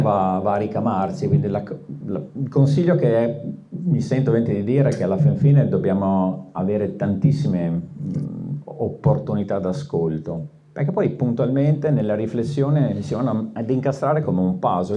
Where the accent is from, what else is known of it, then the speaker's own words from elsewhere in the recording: Veneto, Italy; sono veneto